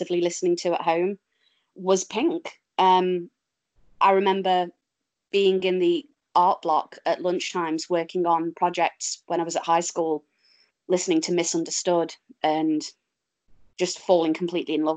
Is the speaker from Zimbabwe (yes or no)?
no; Derby, East Midlands, United Kingdom; moved away; also born or lived in Stoke-on-Trent; I'm from Derby